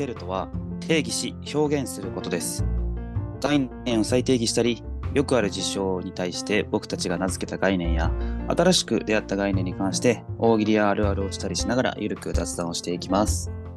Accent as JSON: {"language": "Japanese", "region": "Osaka", "country": "Japan", "tie": "born or raised there", "said": "私がその大阪出身"}